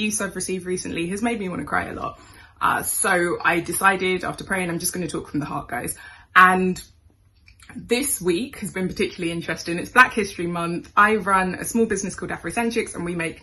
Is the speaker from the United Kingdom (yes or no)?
yes; United Kingdom; I was born in Britain